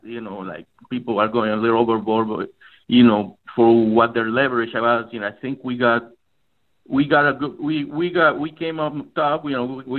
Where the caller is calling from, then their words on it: Tampa, Florida, United States; I'm from Tampa, Florida.